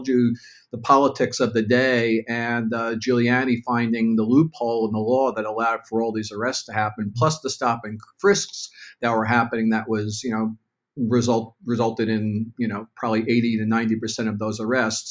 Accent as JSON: {"language": "English", "town": "New York City", "region": "New York", "country": "United States", "tie": "born or raised there", "said": "growing up in New York, it was pretty hard to get arrested for pot"}